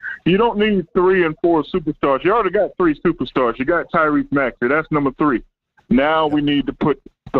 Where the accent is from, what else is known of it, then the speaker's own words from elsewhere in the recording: Orangeburg, South Carolina, United States; I'm from Orangeburg, South Carolina.